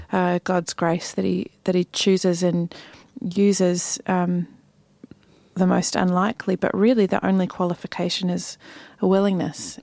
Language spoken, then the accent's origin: English; New Zealand; moved away as an adult; also born or lived in Sydney, Australia / United States; when I think about growing up in New Zealand, I am so grateful